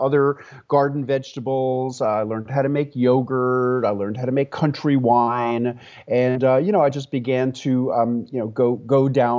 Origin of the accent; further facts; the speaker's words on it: New York City, New York, United States; moved away as an adult; also born or lived in rural Tennessee; now in Tennessee, United States; when I was 30 years old, I moved from my hometown of New York City to rural Tennessee